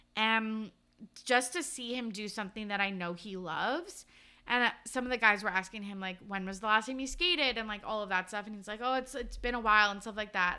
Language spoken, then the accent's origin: English; Canada; growing up in Canada